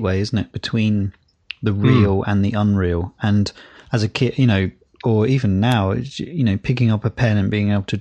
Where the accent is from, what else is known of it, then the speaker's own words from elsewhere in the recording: United Kingdom; as British people